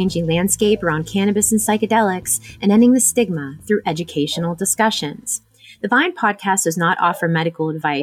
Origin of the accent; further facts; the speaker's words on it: Pennsylvania, United States; my home state of Pennsylvania